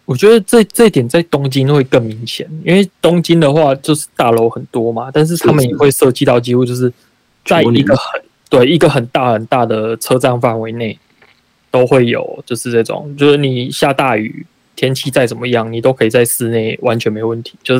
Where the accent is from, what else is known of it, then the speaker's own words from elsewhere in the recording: Taichung, Taiwan; moved away; 我小时候在台中的那种天气，不是现在的台中，是以前小时候的那种台中的天气